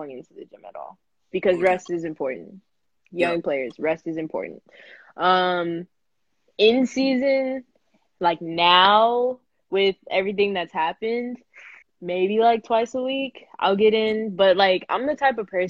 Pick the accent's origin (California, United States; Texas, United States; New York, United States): Texas, United States; San Antonio; I'm from San Antonio, so it's literally an hour from the school up in Austin.